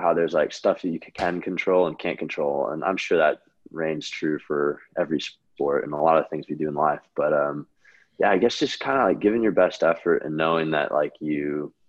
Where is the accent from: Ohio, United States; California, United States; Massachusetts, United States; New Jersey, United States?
California, United States; I grew up in California